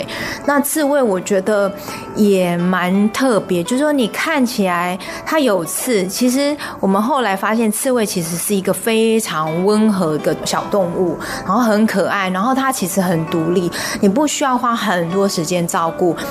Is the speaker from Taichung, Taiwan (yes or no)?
yes; Taichung, Taiwan; moved away as an adult; now in Zhongli, Taiwan; 因为，呃，坦白讲，我们是从台中嫁到中坜，那呃，当初要摆市集的时候，我们想说先从家的范围开始